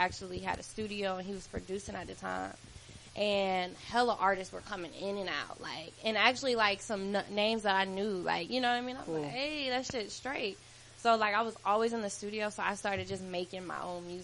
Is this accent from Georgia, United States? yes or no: yes; Atlanta, Georgia, United States; also born or lived in Indianapolis, Indiana; Atlanta raised me. Atlanta made me who I am today. I wouldn't be who I am without Atlanta. I've been here since I was three.